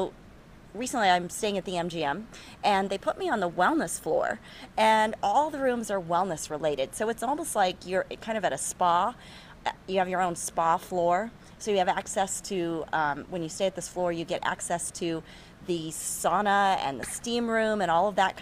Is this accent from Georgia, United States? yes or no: no; Southern California, United States; I'm from Southern California